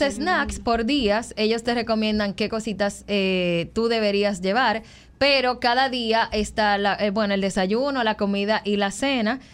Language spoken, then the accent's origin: Spanish; Dominican Republic; como creadora de contenidos de viaje y como dominicana